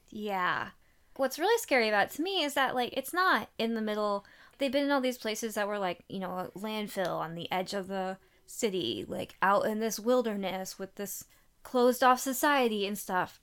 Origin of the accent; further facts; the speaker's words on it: Midwest, United States; Growing up in the Midwest